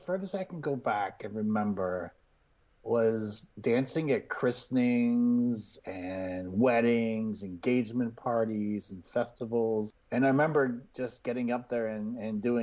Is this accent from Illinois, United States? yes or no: no; Massachusetts, United States; moved away as an adult; also born or lived in Florida; I grew up in Massachusetts